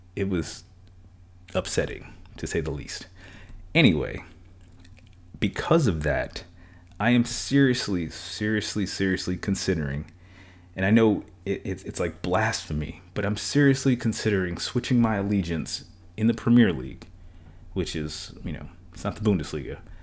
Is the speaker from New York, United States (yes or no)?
yes; New York, United States; moved away; I'm from New York originally